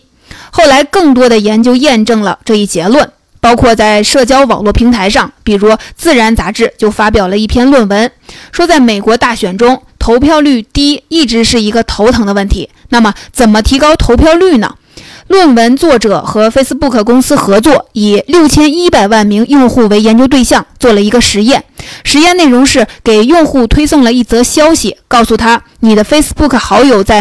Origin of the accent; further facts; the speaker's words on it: China; 但对我们中国人来说，明明是强关系更管用啊